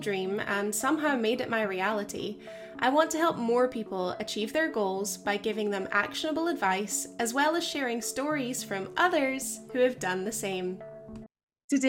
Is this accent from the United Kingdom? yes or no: yes; Glasgow, Scotland, United Kingdom; I'm Glaswegian